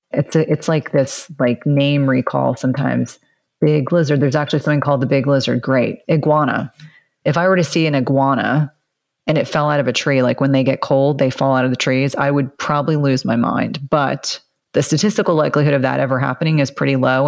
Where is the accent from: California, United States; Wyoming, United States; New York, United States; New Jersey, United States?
New Jersey, United States; moved away; also born or lived in South Carolina; I grew up in New Jersey and some of that has kind of stayed in me